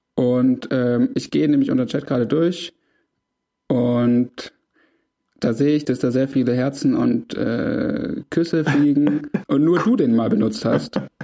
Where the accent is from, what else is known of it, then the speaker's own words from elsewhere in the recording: Swabia, Germany; als Schwabe